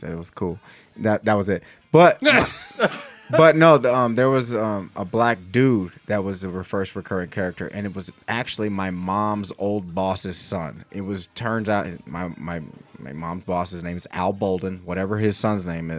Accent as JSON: {"language": "English", "town": "Los Angeles", "region": "California", "country": "United States", "tie": "born or raised there", "said": "When I grew up in Los Angeles and I was going to acting classes"}